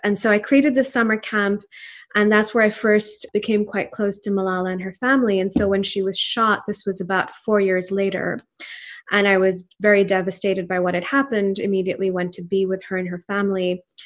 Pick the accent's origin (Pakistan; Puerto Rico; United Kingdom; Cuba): Pakistan; first language Urdu; English is a second language; moved away as an adult; now in United States; family in Pakistan, and I grew up there until I was eighteen years old